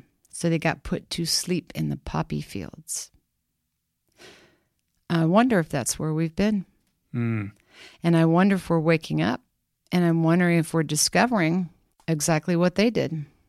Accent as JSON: {"language": "English", "region": "Kansas", "country": "United States", "said": "But I can't help myself. I'm from Kansas."}